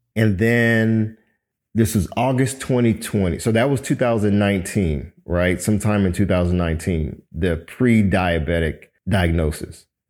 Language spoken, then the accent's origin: English; Miami, Florida, United States; I'm originally from Miami, Florida, born to a Cuban father and a Jamaican mother